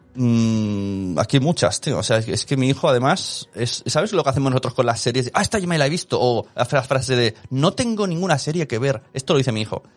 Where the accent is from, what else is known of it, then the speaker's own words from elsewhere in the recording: Barcelona, Catalonia, Spain; ¿de dónde eres? Y digo, de Barcelona